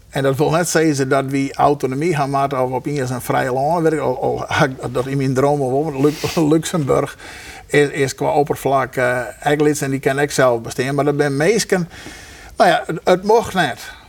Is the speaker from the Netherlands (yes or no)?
yes; Friesland, Netherlands; Ik ben Fries, van mij is dat gewoon.